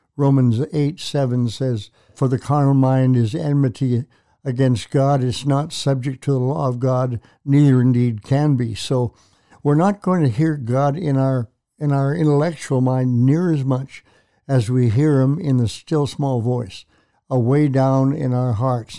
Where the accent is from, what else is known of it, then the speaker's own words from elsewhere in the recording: Prince Albert, Saskatchewan, Canada; moved away as an adult; also born or lived in Edmonton; a childhood friend, that I grew up with in Prince Albert, Saskatchewan.